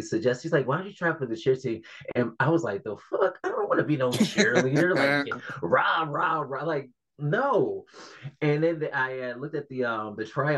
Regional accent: Detroit, Michigan, United States; also born or lived in Kalamazoo, Michigan; growing up in Detroit

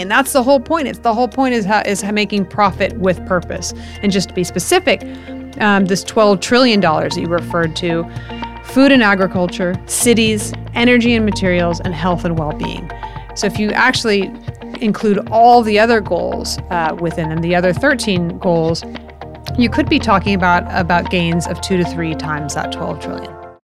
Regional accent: United States; the United States my home country

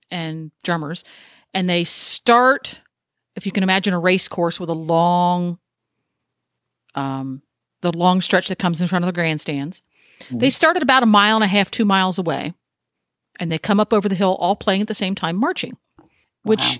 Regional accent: United States; I'm an American

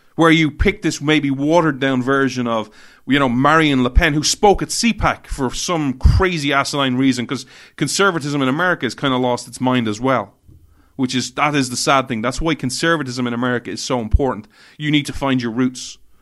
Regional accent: Ireland; I begrudgingly say I'm Irish, but technically I'm European

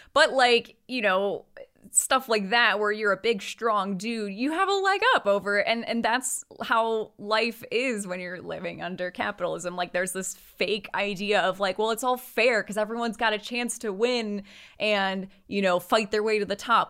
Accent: United States; we're American

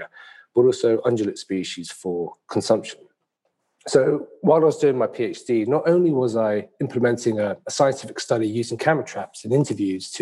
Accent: London, United Kingdom; being born and raised in London, England

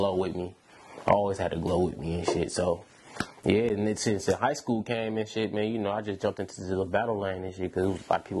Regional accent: Milwaukee, Wisconsin, United States; now in Sacramento, United States; So, yeah, I'm from Milwaukee, Wisconsin, man. So, I moved out here back in, like

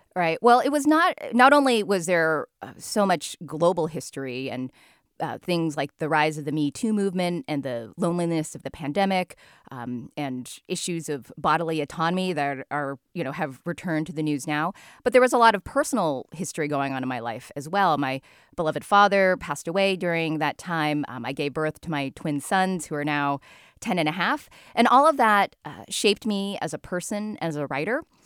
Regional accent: United States; born or raised there

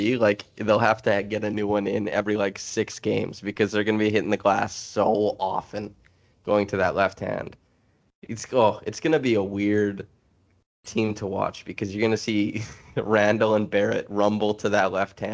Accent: Canada; I'm Canadian

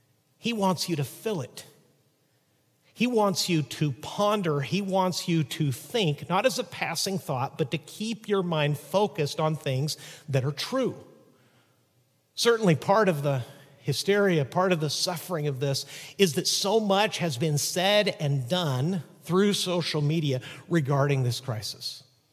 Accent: Chihuahua, Mexico; when I was a little boy growing up in Chihuahua, Mexico, as the son of missionaries, sometimes my dad's visits would take him into a pretty rough side of the city.

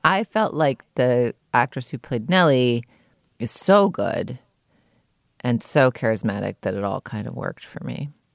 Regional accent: Boston, Massachusetts, United States; also born or lived in New York; now in Los Angeles, United States; I grew up in Boston

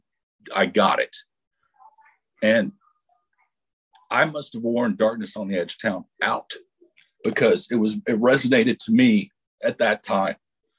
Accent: Texas, United States; Well, I am from South Texas. I grew up in a small town about 45 minutes south of San Antonio, and we were exactly 100 miles from Laredo.

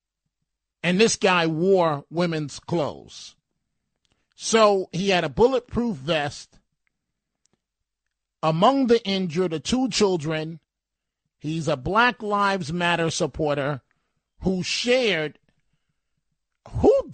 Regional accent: New York City, New York, United States; I'm from the Bronx.

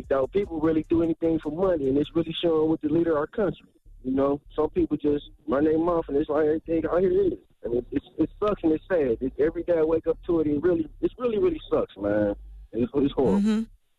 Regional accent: Detroit, Michigan, United States; I'm from Detroit.

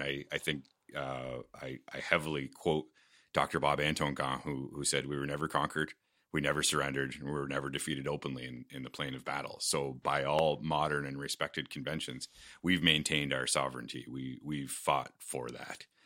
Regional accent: Fort Erie, Ontario, Canada; also born or lived in Buffalo, New York, United States; I was born in Buffalo, but raised primarily in Fort Erie

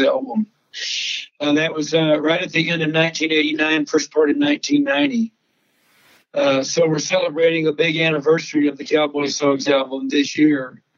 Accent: Texas, United States; my life growing up in Texas, being raised by ranchers and veterinarians

